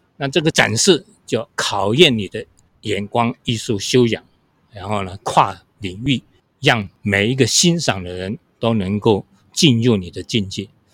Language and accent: Chinese; Qionglin, Hsinchu County, Taiwan; moved away as an adult; now in Taipei, Taiwan; 小时候我们都是农村长大的嘛，我今年是七十四岁。那我们一，一家在新竹琼林，那在我们那边有一个很有名的风景区叫做飞凤山，是新竹的八景之一啊。所以我们都在飞凤山的山脚下长大的，所以那边的农村生活是非常淳朴